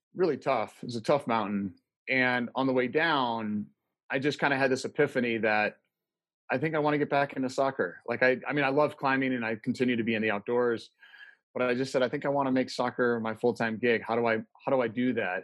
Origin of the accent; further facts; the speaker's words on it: Midwest, United States; moved away as an adult; also born or lived in Detroit, Michigan / St. Louis, Missouri; now in Colorado, United States; I grew up in the Midwest and, in Detroit and St. Louis, but found Colorado home in 94.